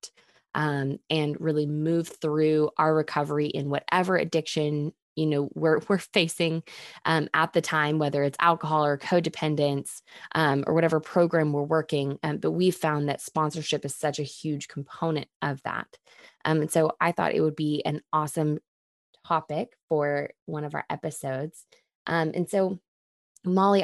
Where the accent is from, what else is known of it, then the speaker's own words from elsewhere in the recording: Texas, United States; We're two friends from Texas who got sober in our 20s